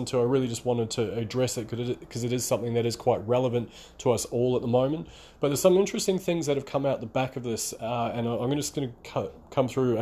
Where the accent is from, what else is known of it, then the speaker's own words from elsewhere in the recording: New Zealand; now in Melbourne, Australia; I'm based out of Melbourne, Australia, by the way, and although I'm from New Zealand originally, I've been in Australia for around about 15 years